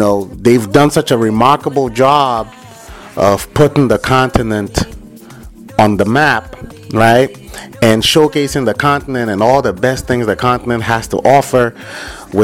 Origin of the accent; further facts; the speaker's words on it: Nigeria; moved away; when I was growing up in Nigeria